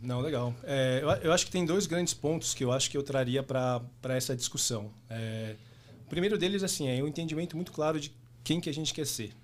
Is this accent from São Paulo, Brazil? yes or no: yes; São Paulo, Brazil; nascido e criado em São Paulo, paulista por natureza